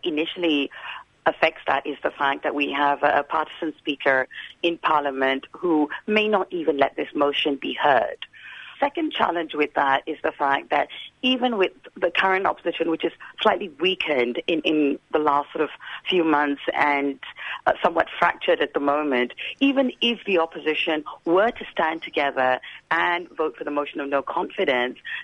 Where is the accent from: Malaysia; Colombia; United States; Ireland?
Malaysia; I grew up in Malaysia